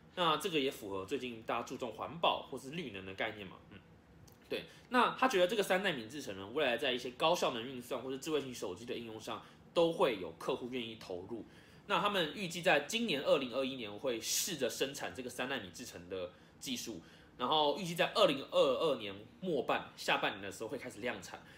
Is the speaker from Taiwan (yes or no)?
yes; Taiwan; 所以我很期待这件事可以成功，身为台湾人哦。